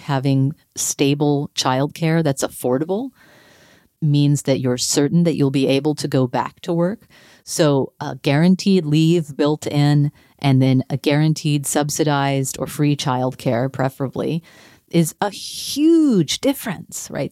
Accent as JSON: {"language": "English", "region": "North Texas", "country": "United States", "tie": "born or raised there", "moved": "yes", "said": "I grew up in North Texas"}